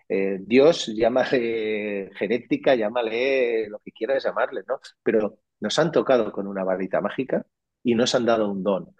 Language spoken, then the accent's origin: Spanish; Catalonia, Spain; Yo que soy catalán